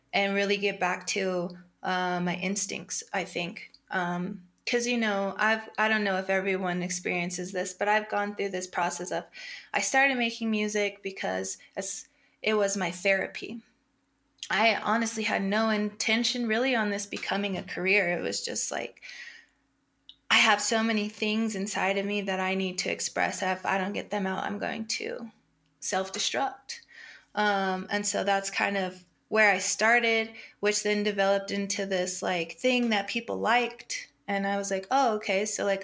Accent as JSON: {"language": "English", "region": "Colorado", "country": "United States", "tie": "born or raised there", "said": "I've born and raised in Colorado"}